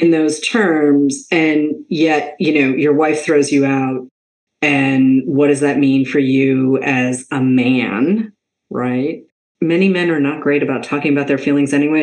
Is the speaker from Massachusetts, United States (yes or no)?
yes; Boston, Massachusetts, United States; I was raised in Boston